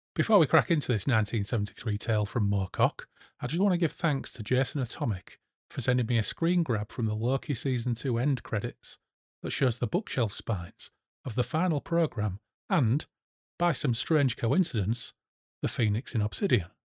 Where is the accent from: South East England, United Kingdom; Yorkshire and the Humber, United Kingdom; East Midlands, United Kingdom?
Yorkshire and the Humber, United Kingdom; Hull; I grew up in Hull.